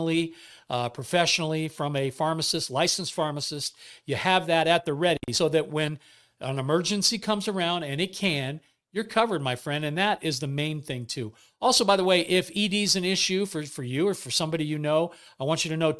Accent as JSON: {"language": "English", "area": "Bay Area", "region": "California", "country": "United States", "tie": "born or raised there", "said": "we grew up in the Bay Area"}